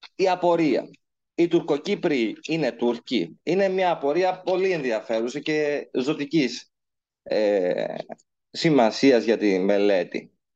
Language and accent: Greek; Cyprus; μεγάλωσα στην Κύπρο, γεννήθηκα στην Κύπρο, είμαι Κύπριος στην καταγωγή